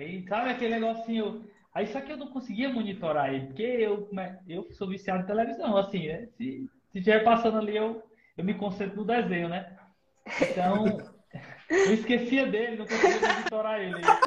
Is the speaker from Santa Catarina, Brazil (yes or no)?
no; Ceará, Brazil; eu sou do Ceará